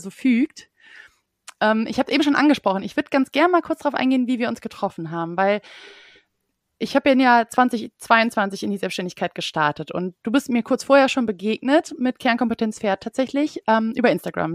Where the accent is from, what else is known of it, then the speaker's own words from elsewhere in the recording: Düsseldorf, North Rhine-Westphalia, Germany; moved away as an adult; now in Cologne, Germany; Ich bin ja Düsseldorferin